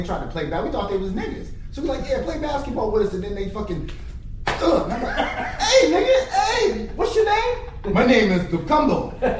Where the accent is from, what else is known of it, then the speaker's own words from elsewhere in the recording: Minneapolis, Minnesota, United States; I was born in north side of Minneapolis, grew up in south side of Minneapolis in the West Bank area.